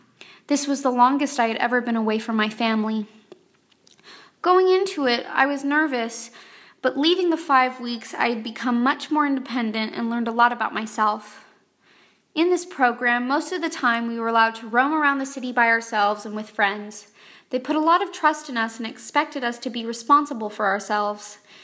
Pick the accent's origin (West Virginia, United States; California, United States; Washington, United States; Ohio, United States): California, United States; Los Angeles; I was between my sophomore and junior years in high school, and I grew up in Los Angeles, California.